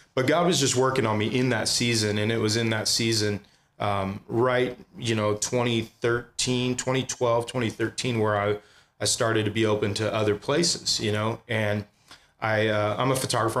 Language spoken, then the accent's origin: English; San Jose, California, United States; also born or lived in Santa Clara / Palo Alto; now in Ventura, United States; I grew up in the Bay Area. Um, I was born in Santa Clara, lived in San Jose till I was 12 years old